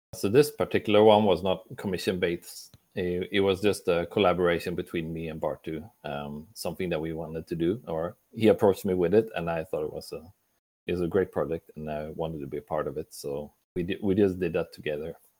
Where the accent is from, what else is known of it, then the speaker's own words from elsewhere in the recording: Sweden; I'm from Sweden